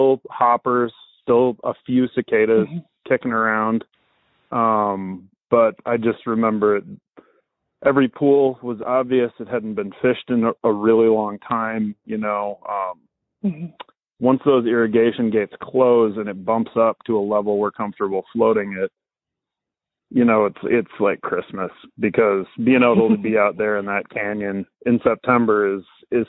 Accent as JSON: {"language": "English", "region": "Minnesota", "country": "United States", "tie": "born or raised there", "also_born_or_lived": "Wisconsin", "moved": "as an adult", "lives_now": "Missoula, United States", "said": "I was raised in Minnesota. Been in Montana since 98."}